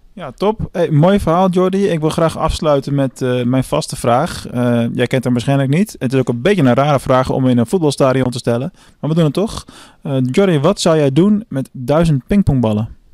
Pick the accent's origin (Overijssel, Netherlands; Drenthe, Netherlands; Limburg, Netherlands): Limburg, Netherlands; Venlo; Ik ben vandaag eh, in mijn thuisstad Venlo